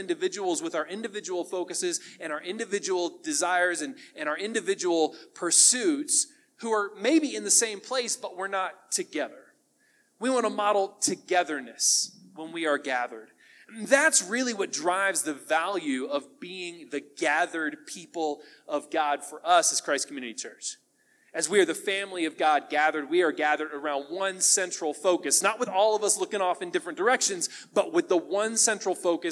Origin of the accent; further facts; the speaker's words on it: United States; We as American families